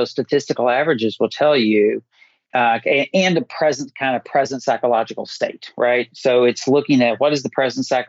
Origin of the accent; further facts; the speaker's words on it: Appalachia, United States; somebody who is born and raised in Appalachia